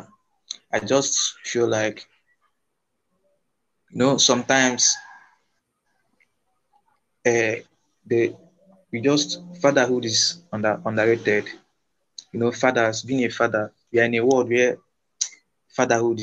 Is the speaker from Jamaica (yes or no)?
no; Igboland, Nigeria; here in Nigeria, I'm from Igbo tribe, I'm from the tribe of Igbo